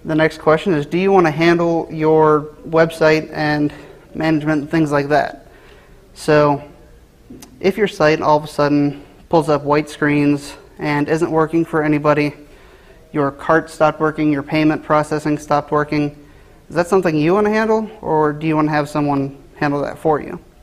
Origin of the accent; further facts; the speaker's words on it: Cincinnati, Ohio, United States; I was born and raised in Cincinnati, Ohio